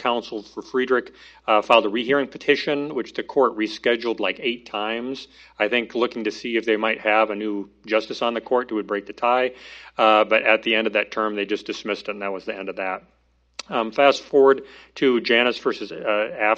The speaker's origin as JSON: {"language": "English", "region": "Illinois", "country": "United States", "tie": "born or raised there", "moved": "yes", "said": "it's my home state."}